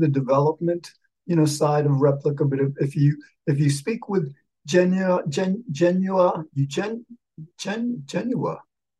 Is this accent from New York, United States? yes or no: yes; just north of New York, United States; yes, you remembered that I'm from New York. Well, just north of New York, really.